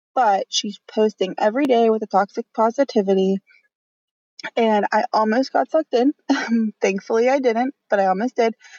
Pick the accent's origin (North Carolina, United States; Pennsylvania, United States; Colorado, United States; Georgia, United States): Pennsylvania, United States; Pittsburgh; I'm from Pittsburgh, PA